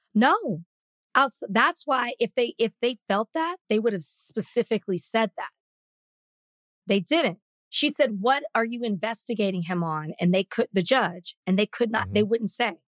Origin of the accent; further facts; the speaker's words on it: Dallas, Texas, United States; the district that I grew up in in Dallas